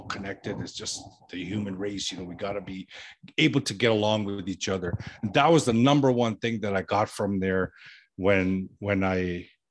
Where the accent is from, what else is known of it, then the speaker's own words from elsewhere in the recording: Toronto, Ontario, Canada; I grew up in Toronto, Canada, and surrounding areas.